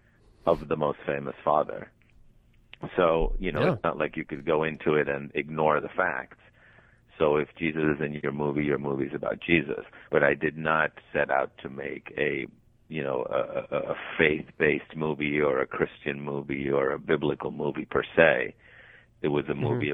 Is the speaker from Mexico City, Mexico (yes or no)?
yes; Mexico City, Mexico; moved away as an adult; also born or lived in Colombia; now in Los Angeles, United States; I was born in Colombia. My parents are Colombian, but I grew up mostly in Mexico City